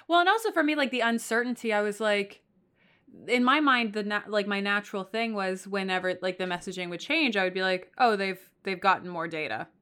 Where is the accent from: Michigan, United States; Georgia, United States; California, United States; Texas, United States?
Texas, United States; now in New York, United States; I come from Texas